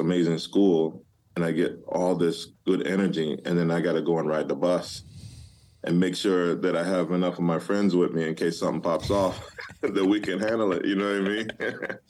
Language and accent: English; Detroit, Michigan, United States; moved away; growing up in Detroit.